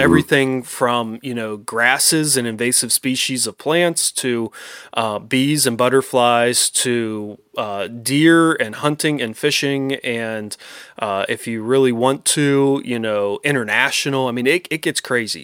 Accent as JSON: {"language": "English", "region": "Pennsylvania", "country": "United States", "said": "my home state that I love"}